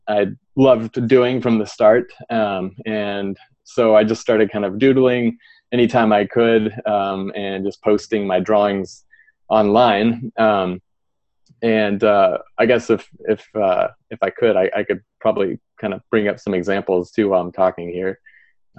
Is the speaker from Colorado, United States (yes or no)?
no; Pryor, Oklahoma, United States; I grew up in Oklahoma in a little small town called Pryor